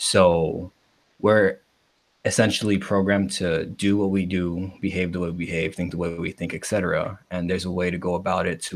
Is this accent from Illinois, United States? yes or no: yes; Chicago, Illinois, United States; Born and raised in Chicago, grew up in Pilsen